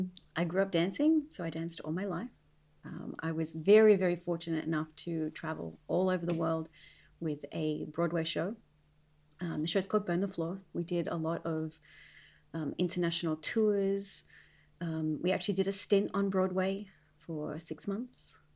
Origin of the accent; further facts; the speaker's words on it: Australia; now in Las Vegas, United States; and I got married, and of course, Australia wasn't home anymore. Las Vegas was home. But yes, I'm from Australia.